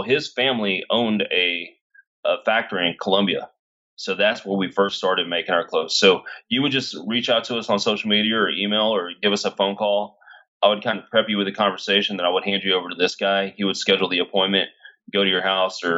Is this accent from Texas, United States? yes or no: yes; Cedar Hill, Texas, United States; I was raised in Cedar Hill, very middle class company